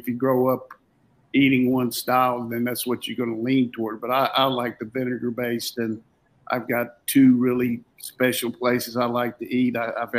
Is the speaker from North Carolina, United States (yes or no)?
yes; Burlington, North Carolina, United States; moved away; when I was growing up in Burlington